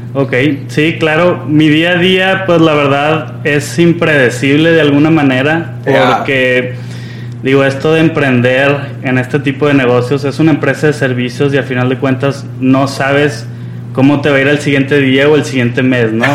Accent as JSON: {"language": "Spanish", "town": "Monterrey", "region": "Nuevo León", "country": "Mexico", "said": "yo soy regiomontano y la realidad es que no conocía mi ciudad"}